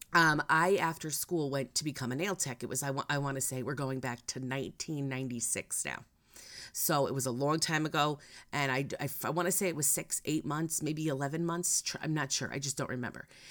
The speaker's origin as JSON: {"language": "English", "region": "Connecticut", "country": "United States", "said": "I'm from Connecticut"}